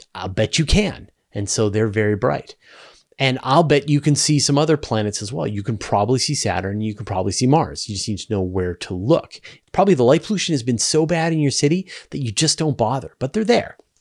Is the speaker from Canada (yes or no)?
yes; Vancouver, British Columbia, Canada; there was a big observatory in my hometown in Vancouver